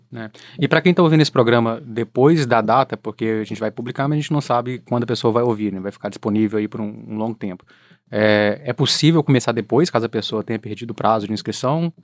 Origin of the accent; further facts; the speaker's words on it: central-west Minas Gerais, Brazil; moved away; a gente é do centro-oeste de Minas